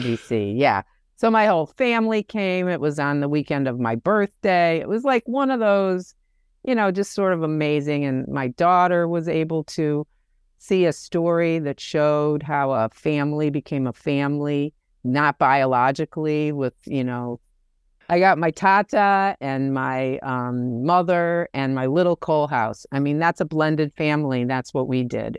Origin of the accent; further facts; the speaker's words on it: Detroit, Michigan, United States; now in New York City, United States; I am originally from Detroit, Michigan, and live in New York City on the Upper West Side, and have for longer than I lived in Detroit